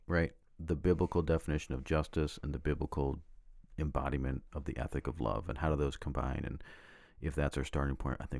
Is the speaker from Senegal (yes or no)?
no; Canada; I grew up in Canada, too, so the only Olympics that have any bearing on us was the Winter Olympics.